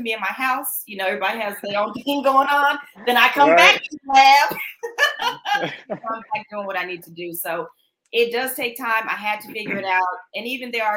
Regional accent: Denver, Colorado, United States; now in Dallas, United States; I am from Denver, Colorado. So once I transitioned and moved down to Dallas, Texas

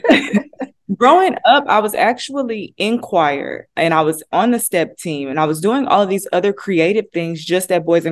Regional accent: Denison, Texas, United States; now in Dallas, United States; I am born and raised in Texas, a small town called Denison, Texas

